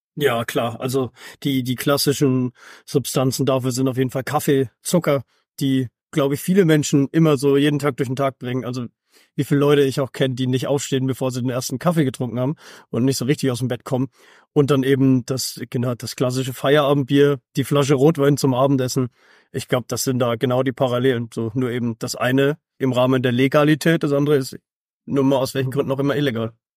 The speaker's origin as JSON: {"language": "German", "area": "Upper Franconia", "region": "Bavaria", "country": "Germany", "moved": "as an adult", "lives_now": "Hamburg, Germany", "said": "Ich bin zugezogener. Also ich bin ganz ursprünglich aus Oberfranken"}